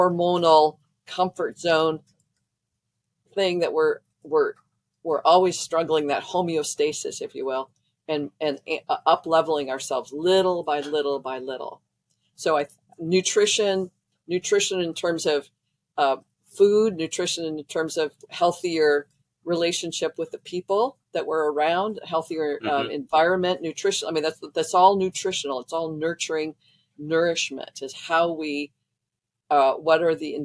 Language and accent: English; Midwest, United States; I grew up in the Midwest